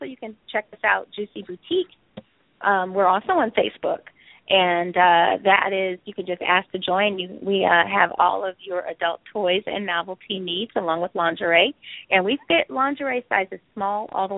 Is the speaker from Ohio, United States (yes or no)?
yes; Cleveland, Ohio, United States; I was raised in a Jewish neighborhood in Cleveland. And the C is to remember that I came from C-Town. I came from Cleveland.